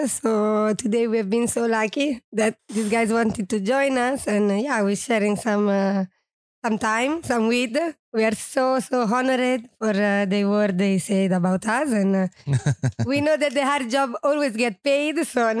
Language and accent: English; France; English is a second language; My friend told me to come here. I'm from France.